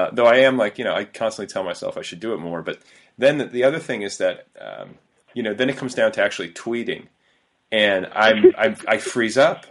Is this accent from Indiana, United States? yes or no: yes; Indiana, United States; also born or lived in Milwaukee, Wisconsin / Cedarburg, Wisconsin; went to like my formative you know puberty years in Indiana